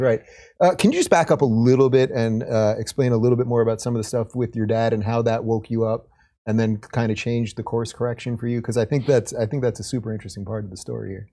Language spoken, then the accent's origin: English; Long Island, New York, United States; I'm a Long Island guy